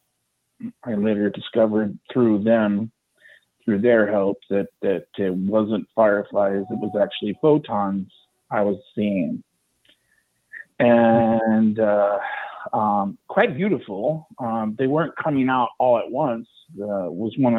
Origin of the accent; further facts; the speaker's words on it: Bay Area, California, United States; I'm from the Bay Area